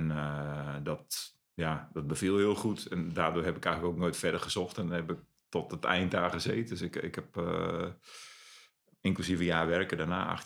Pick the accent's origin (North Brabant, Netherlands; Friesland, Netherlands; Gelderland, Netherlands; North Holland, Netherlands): Friesland, Netherlands; moved away as an adult; also born or lived in Zeist / Stadshagen, Zwolle; now in Zwolle, Netherlands; ben opgegroeid in Friesland.